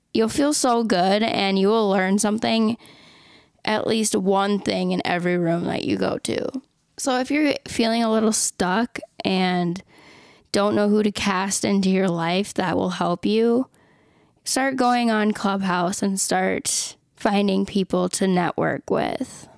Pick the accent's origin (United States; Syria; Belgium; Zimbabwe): United States; Minnesota; moved away; living in Minnesota in my hometown